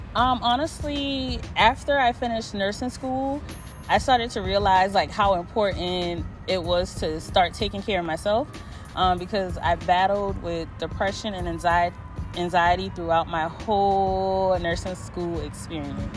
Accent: Charleston, South Carolina, United States; I'm from Charleston, South Carolina

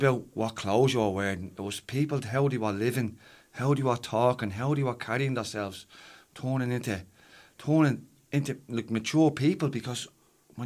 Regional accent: Dublin, Leinster, Ireland; Ballymun is my hometown

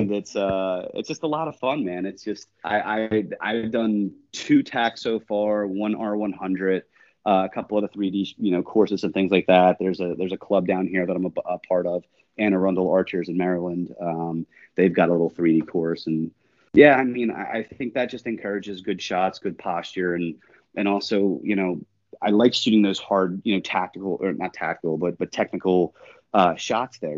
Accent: New Jersey, United States; I grew up in South Jersey uh, my whole life.

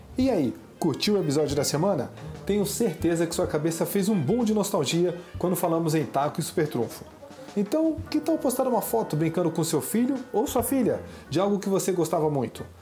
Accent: São Paulo, Brazil; also born or lived in Rio de Janeiro; eu meio que cresci em paralelo, tanto em São Paulo como no Rio

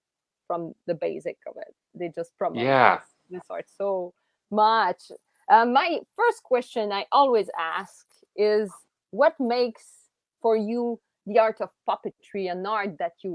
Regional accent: Montreal, Quebec, Canada; I was from Montreal

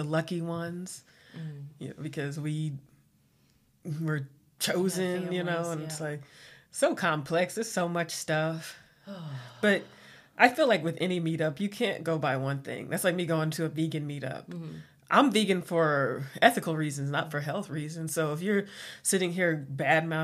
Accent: United States; I'm Black American

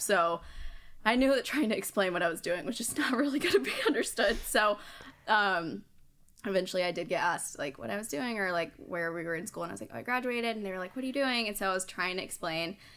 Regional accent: High Point, North Carolina, United States; also born or lived in Asheboro, North Carolina; I'm from High Point, North Carolina, but we're originally from a smaller town, Ashboro

